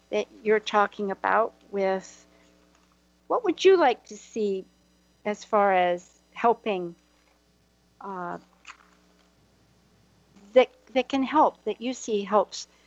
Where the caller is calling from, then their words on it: Hawaii, United States; I'm calling from Hawaii momentarily